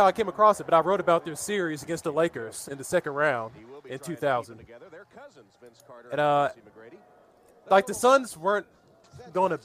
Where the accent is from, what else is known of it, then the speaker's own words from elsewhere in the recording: Houston, Texas, United States; I grew up in Houston.